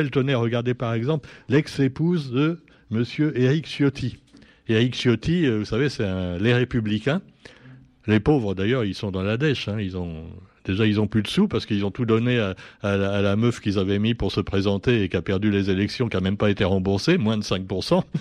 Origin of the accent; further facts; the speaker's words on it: Réunion; C'est comme chez nous à la Réunion. Il y a un esprit de famille chez nos politiciens.